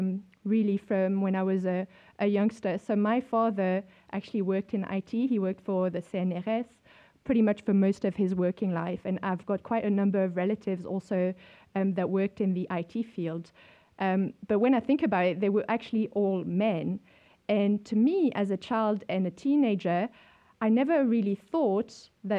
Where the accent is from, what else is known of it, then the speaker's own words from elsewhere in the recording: France; moved away as an adult; also born or lived in Europe; now in South Africa; I grew up in France in the 80s